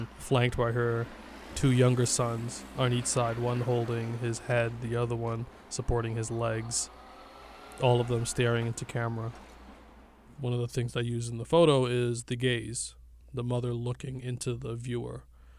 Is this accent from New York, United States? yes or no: yes; Brooklyn, New York, United States; I'm an artist from Brooklyn, New York.